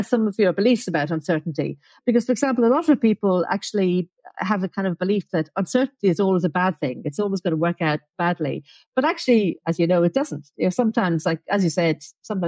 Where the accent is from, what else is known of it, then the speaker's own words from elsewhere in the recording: Dublin, Leinster, Ireland; also born or lived in Oxford; now in Adelaide, Australia; I grew up in Dublin